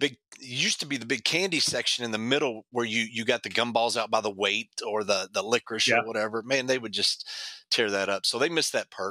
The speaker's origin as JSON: {"language": "English", "town": "Louisville", "region": "Kentucky", "country": "United States", "tie": "born or raised there", "said": "I grew up in Louisville"}